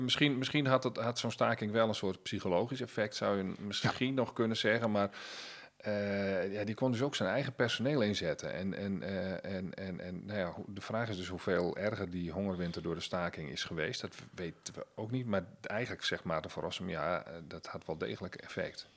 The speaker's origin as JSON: {"language": "Dutch", "region": "Friesland", "country": "Netherlands", "said": "bij ons in Friesland"}